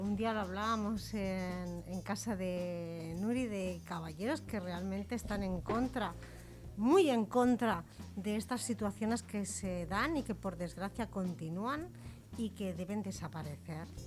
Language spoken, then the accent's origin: Spanish; Santa Coloma de Gramenet, Catalonia, Spain; yo soy de Can Mariné, de la calle Camprodón